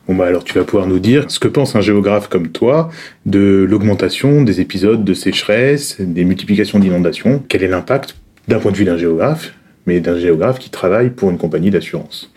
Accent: Brittany, France; chez moi en Bretagne

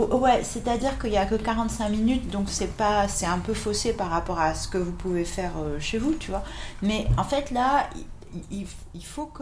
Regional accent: Marseille, Provence-Alpes-Côte d'Azur, France; now in Paris, France; je suis née à Marseille

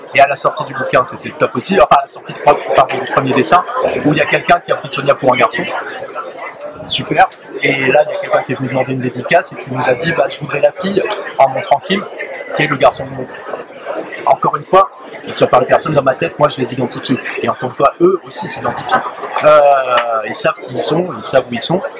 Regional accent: Paris, Île-de-France, France; sauf quand on est parisien, comme moi.

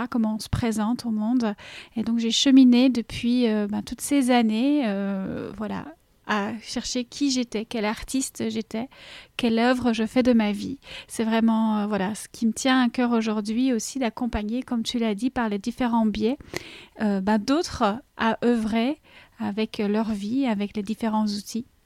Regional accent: Belgium; accent: Belgian; je suis belge, comme ça je mets les choses à plat. Mon petit accent, il vient de là.

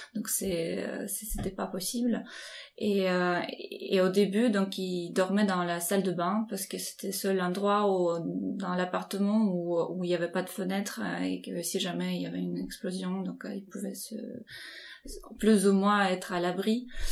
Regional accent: Ukraine; moved away as an adult; now in France; je suis née dans l'Ukraine indépendante

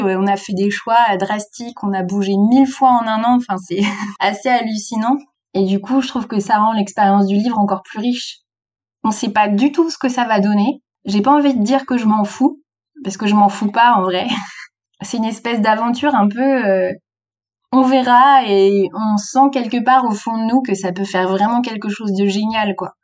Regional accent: South Finistère, Brittany, France; moved away as an adult; also born or lived in Nantes; j'avais fait mon lycée à Quimper, j'ai grandi dans le Sud Finistère

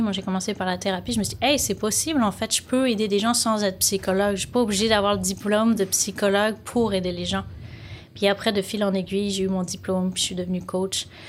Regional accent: Lyon, Auvergne-Rhône-Alpes, France; moved away as an adult; now in Montreal, Canada; Je viens de Lyon, en France. Donc, euh, j'ai grandi, je suis née là-bas, j'ai grandi là-bas. Puis, à 25 ans, ben, je suis partie au Québec, à Montréal.

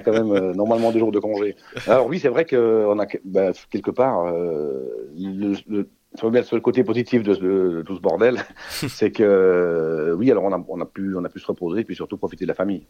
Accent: Switzerland; chez nous, en Suisse

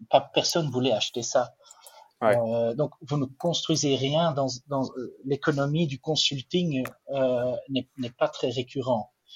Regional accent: Flanders, Belgium; French is a second language; je ne suis pas suisse, je ne suis pas français non plus, je suis belge. En plus, je suis, flamand, donc euh, ah. le, français n'est pas ma langue maternelle

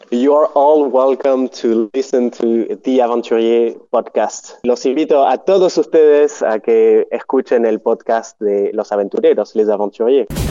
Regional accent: Montpellier, Occitania, France; moved away as an adult; also born or lived in Buenos Aires, Argentina; J'ai grandi en France, je suis né à Montpellier, j'ai grandi là-bas et j'ai vécu, en gros, jusqu'à mes dix-huit ans.

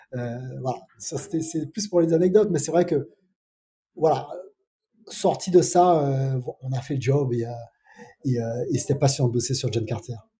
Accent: Martinique; moved away as an adult; also born or lived in Paris; je viens de Martinique

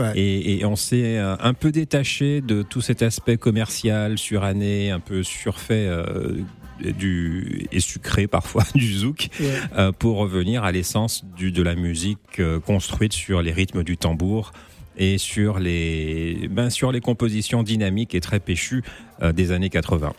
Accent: Martinique, France; je suis martiniquais, euh, fier de l'être

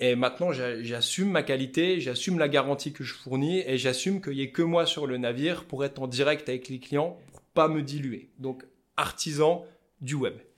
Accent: Épinal, Grand Est, France; accent: vosgien; Donc moi je suis d'Épinal dans les Vosges à la base

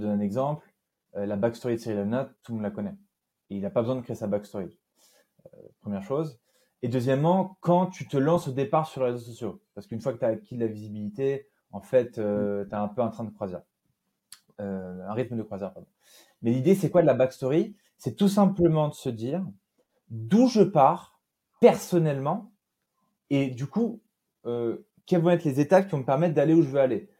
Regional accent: Nîmes, Occitania, France; also born or lived in Normandy / Brittany; je suis né à Nîmes, dans le sud de la France, puisque je suis d'origine normande et bretonne

